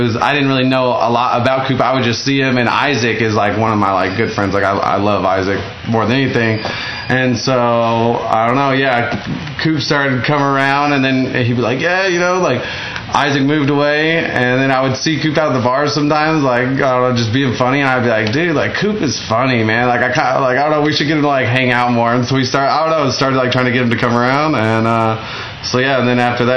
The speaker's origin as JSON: {"language": "English", "town": "Frederick", "region": "Oklahoma", "country": "United States", "tie": "born or raised there", "also_born_or_lived": "Altus, Oklahoma", "said": "I was raised in Frederick till I started high school, or I went to ninth grade. Yep, moved to Altus"}